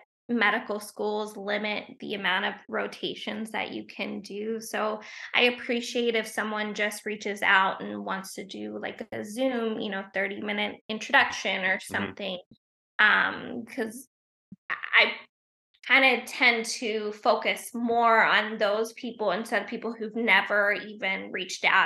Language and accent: English; Portsmouth, Ohio, United States; moved away as an adult; now in Wilmington, United States; We're both from Ohio, a small town in Ohio